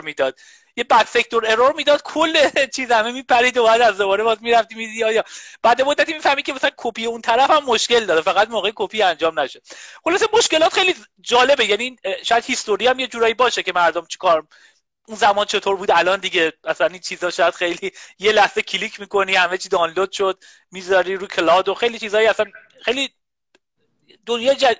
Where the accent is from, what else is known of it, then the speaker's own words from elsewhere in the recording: Qazvin, Qazvin Province, Iran; moved away; من بچه قزوین هستم